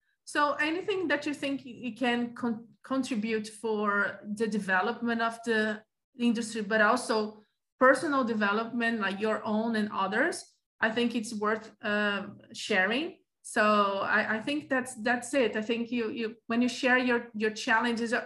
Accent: Rio de Janeiro, Brazil; also born or lived in Sweden; I am from Rio de Janeiro. I used to live in Rio de Janeiro

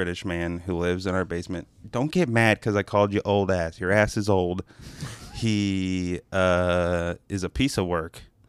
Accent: Alabama, United States; Oh, I'm from Lower Alabama.

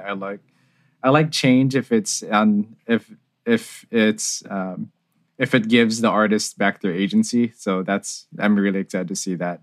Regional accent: San Jose, California, United States; I'm from San Jose, California

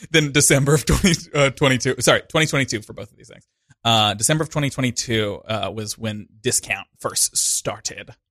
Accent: Montana, United States; moved away as an adult; also born or lived in Missoula, Montana / Lewistown, Montana; now in New York City, United States; I grew up in the classic pipeline to New York City, Montana

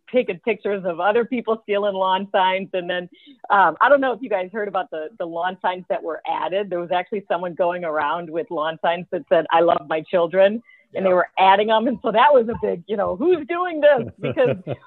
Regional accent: Lake Forest, Illinois, United States; I'm from Lake Forest, you know, I've got family here

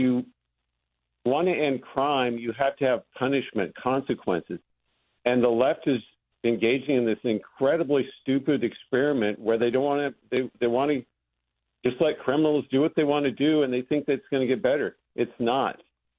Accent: Wyoming, United States; moved away as an adult; now in Los Angeles, United States; I grew up in Wyoming.

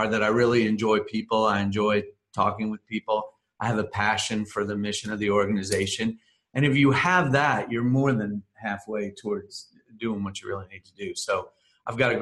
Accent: New Jersey, United States; moved away as an adult; now in Lynchburg, United States; I'm originally from New Jersey, and I ended up in Lynchburg via Lynchburg College

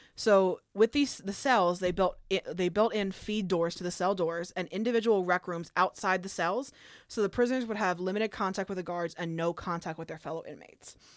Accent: New Jersey, United States; in my hometown, New Ho-, across from Lambertville, New Hope, there was a Luke Oil

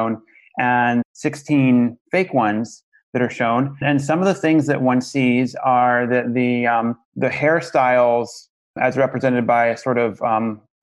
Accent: Los Angeles, California, United States; Los Angeles, which is my hometown and also where I work

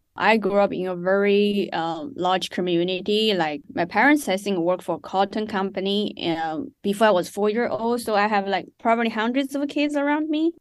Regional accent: Chongqing, China; moved away as an adult; also born or lived in West Virginia, United States / New York, United States; now in United States; I grew up in Chongqing, China

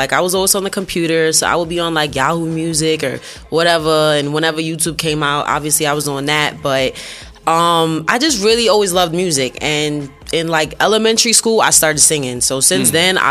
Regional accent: New York City, New York, United States; also born or lived in Barbados; I'm from Brooklyn, born and raised. Both my parents are from Barbados though, so I spent a lot of time back and forth.

